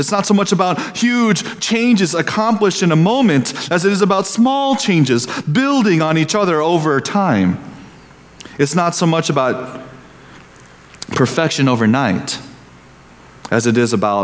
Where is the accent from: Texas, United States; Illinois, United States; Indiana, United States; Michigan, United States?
Indiana, United States; Growing up in Indiana, where the land is flat and the people are unhurried